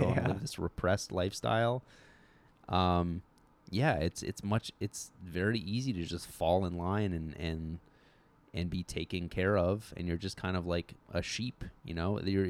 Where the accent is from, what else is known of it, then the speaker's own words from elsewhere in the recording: Ridgefield, Connecticut, United States; I grew up in Connecticut.